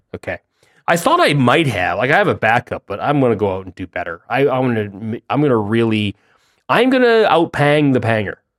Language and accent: English; Canada; being Canadian